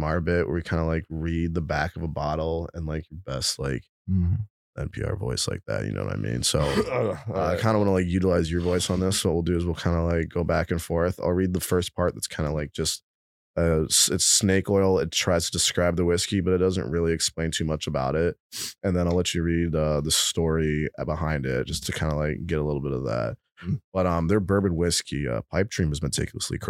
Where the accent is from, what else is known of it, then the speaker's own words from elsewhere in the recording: California, United States; moved away; I grew up in California